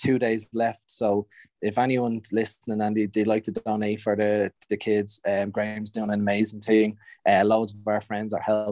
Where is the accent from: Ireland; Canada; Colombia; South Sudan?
Ireland; accent: Irish; I'm going to lose my Irish accent